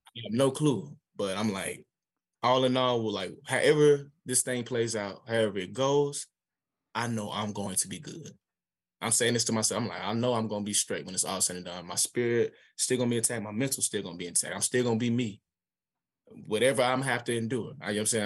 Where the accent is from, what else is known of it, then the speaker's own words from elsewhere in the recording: Atlanta, Georgia, United States; I'm from Atlanta, Georgia